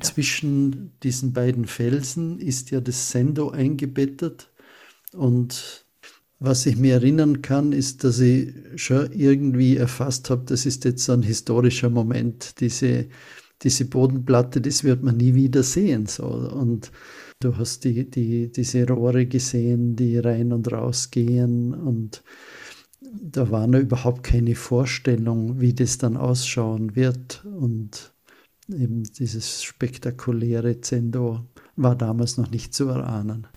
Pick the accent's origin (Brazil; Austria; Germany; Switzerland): Austria; als Österreicher